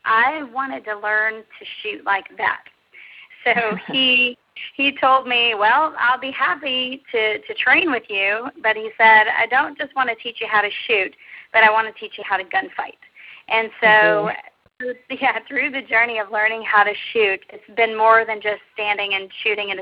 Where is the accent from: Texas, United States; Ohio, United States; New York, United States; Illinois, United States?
Texas, United States; I grew up in Texas